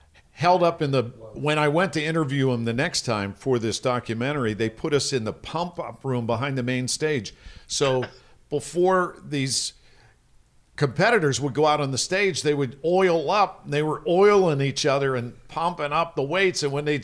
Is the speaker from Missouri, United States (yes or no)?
no; Pittsburgh, Pennsylvania, United States; I'm here from Pittsburgh with Bruno Sammartino.